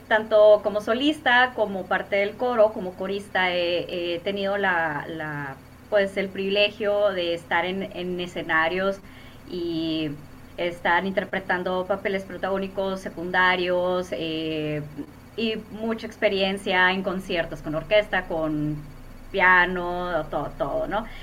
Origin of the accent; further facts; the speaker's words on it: Hermosillo, Sonora, Mexico; soy originaria de Hermosillo, Sonora